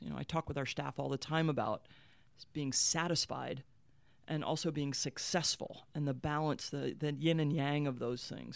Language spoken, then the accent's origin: English; Marietta, Ohio, United States; I grew up in Marietta, Ohio